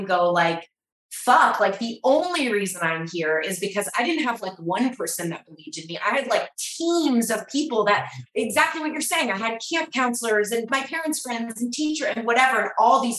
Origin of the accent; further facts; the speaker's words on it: Atlanta, Georgia, United States; So I grew up in Atlanta